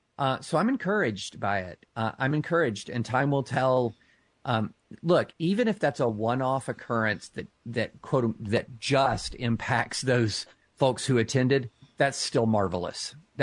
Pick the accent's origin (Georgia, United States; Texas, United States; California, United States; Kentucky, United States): Kentucky, United States; Lexington; I grew up outside of Rupp Arena, several miles outside of Rupp Arena in Lexington, Kentucky.